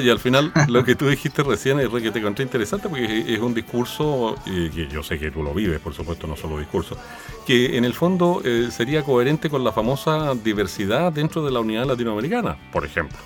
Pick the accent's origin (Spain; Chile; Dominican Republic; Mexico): Chile; nosotros somos chilenos